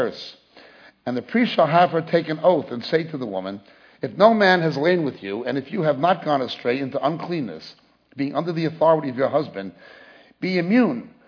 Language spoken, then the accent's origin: English; New York, United States; accent: New York; now in England, United Kingdom; Despite my New York accent, I live in England